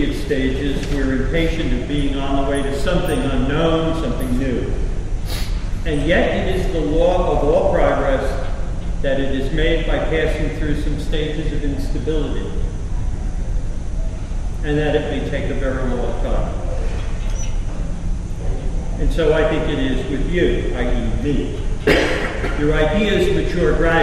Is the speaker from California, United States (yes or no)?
no; Elizabeth, New Jersey, United States; I was born in Elizabeth, New Jersey, to two practicing Catholic parents